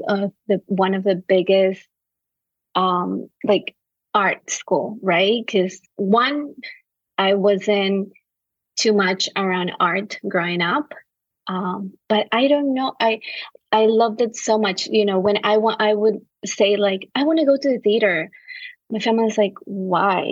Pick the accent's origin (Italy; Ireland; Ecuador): Ecuador; Quevedo, Los Ríos; now in New York City, United States; I was raised and I was born in a small town called Quevedo in the coast of Ecuador